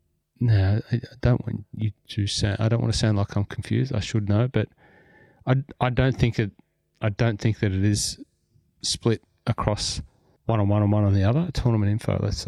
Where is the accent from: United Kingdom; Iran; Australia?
Australia; Pokolbin, New South Wales; my hometown up there in Pocolbin.